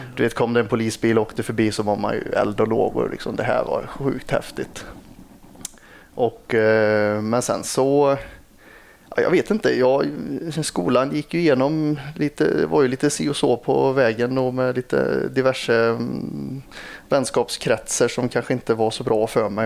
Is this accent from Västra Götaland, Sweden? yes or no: yes; Lidköping, Västra Götaland, Sweden; jag är från Lidköping